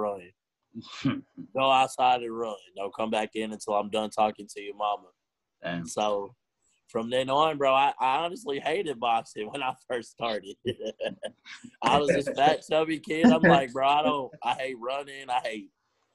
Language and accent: English; Houston, Texas, United States; I grew up in Ridgemont